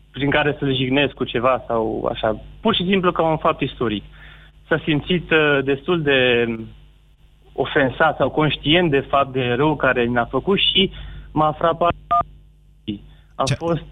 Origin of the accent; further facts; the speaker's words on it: Sibiu, Sibiu County, Romania; sunt din Sibiu, uh, fiind din Sibiu